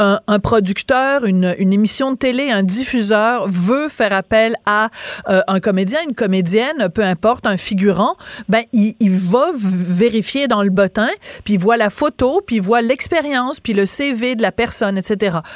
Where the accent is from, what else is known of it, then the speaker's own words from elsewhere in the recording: France; accent: French; now in Quebec, Canada; j'ai un accent français